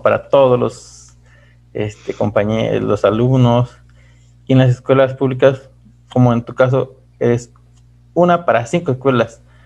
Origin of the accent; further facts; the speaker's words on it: Mexico; de nuestros hermanos mexicanos